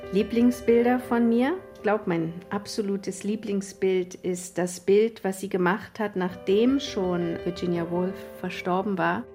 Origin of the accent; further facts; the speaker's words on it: Berlin, Germany; dass ich Fotografiestudentin bin, aus Berlin komme